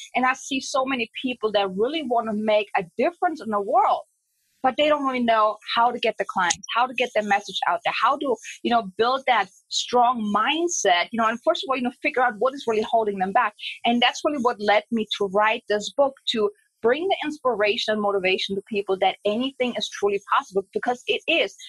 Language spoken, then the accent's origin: English; Germany; I'm from Germany.